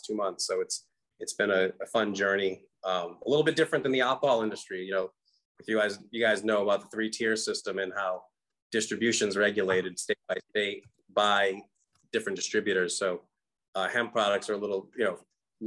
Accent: Pawtucket, Rhode Island, United States; moved away as an adult; also born or lived in California; now in US Virgin Islands; being from growing up in Pawtucket in the early days

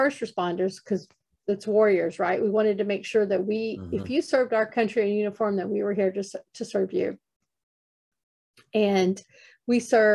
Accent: Texas, United States; I'm a Texas girl

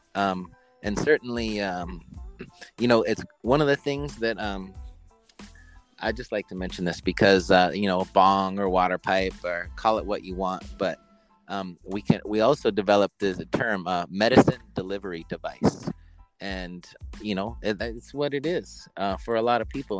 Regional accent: Oregon, United States; a young person growing up in Oregon

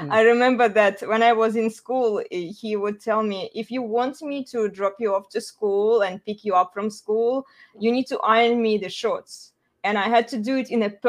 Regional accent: Russia; moved away; I'm originally from Russia.

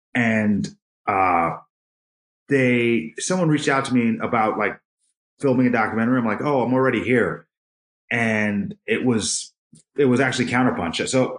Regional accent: Long Island, New York, United States; I'm originally from Long Island, New York.

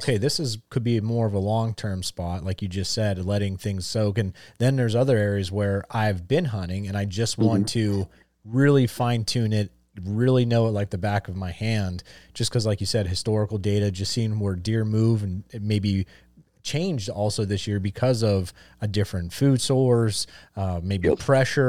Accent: Pennsylvania, United States; because growing up in Northeast Pennsylvania, living here in Central Pennsylvania, I don't never really hunted fields, right?

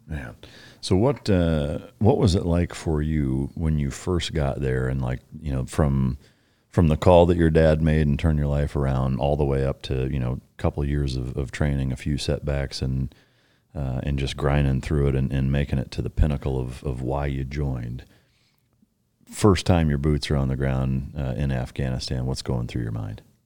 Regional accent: Waterloo, Iowa, United States; my hometown in Waterloo, Iowa

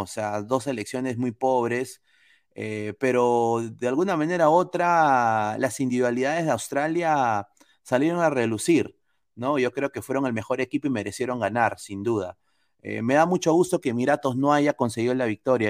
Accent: Peru; moved away; como peruano, como hincha, como que amo a mi país, viviendo acá afuera

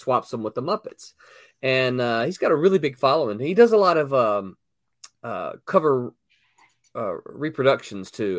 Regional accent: Mississippi, United States; I'm from Mississippi

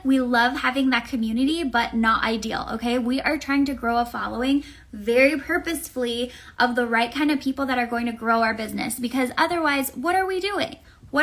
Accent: Tampa, Florida, United States; I'm from Tampa, so we have Florida men, we have alligators, we have very strange weather.

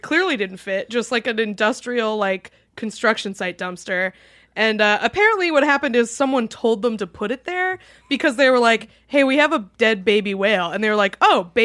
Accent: New Hampshire, United States; my home state of New Hampshire

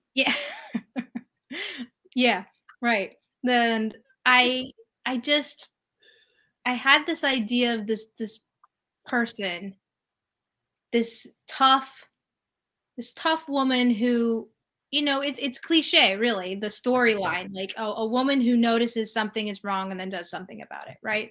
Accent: California, United States; moved away as an adult; also born or lived in New York City; I'm from California, so uh, everybody's very laid back and chill

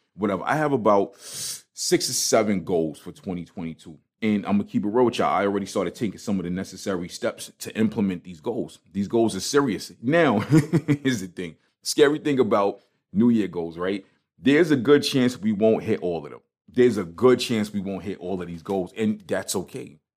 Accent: New York City, New York, United States; I'm from Brooklyn

